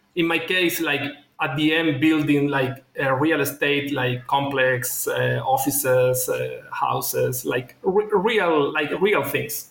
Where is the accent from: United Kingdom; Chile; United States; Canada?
Chile; moved away as an adult; now in Singapore; I am from Chile, from South America. And I study uh, business administrator back in Chile